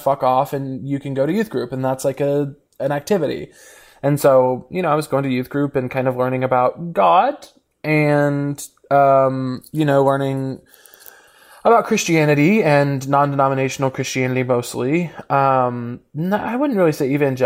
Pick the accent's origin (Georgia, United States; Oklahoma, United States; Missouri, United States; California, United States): Missouri, United States; moved away as an adult; I grew up in Missouri